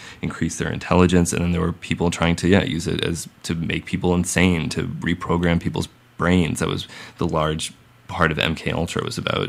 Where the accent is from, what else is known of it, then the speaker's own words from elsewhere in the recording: Massachusetts, United States; I'm from Massachusetts